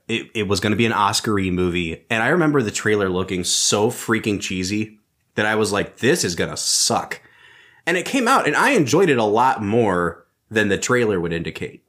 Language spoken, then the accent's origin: English; Northeast Ohio, United States; we grew up in Northeast Ohio